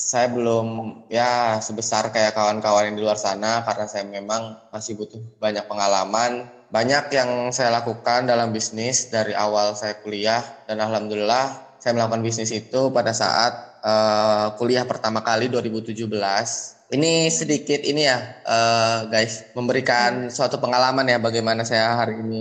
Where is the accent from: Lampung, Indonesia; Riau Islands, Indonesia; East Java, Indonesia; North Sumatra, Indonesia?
Lampung, Indonesia; now in Bekasi, Indonesia; saya merantau di Bekasi karena saya memang asli Lampung. Jadi lahir dan dibesarkan di Lampung, SD, SMP, SMA. SD, SMP, SMA itu saya di Lampung